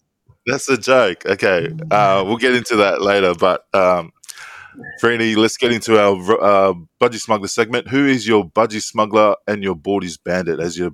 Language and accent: English; Queensland, Australia; English is a second language; I think we're from Queensland